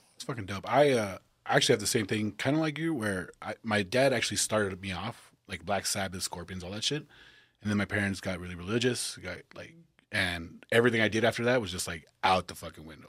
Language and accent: English; El Paso, Texas, United States; we all realize we're from Texas